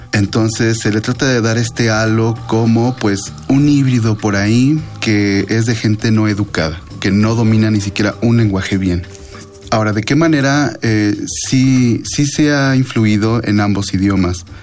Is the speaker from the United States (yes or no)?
yes; United States; now in Mexico; Me defino como chicano ahora en esta etapa de mi vida